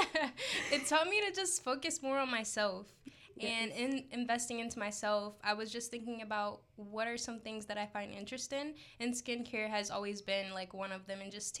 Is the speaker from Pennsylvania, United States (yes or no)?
yes; Philadelphia, Pennsylvania, United States; I'm from Philadelphia, Pennsylvania.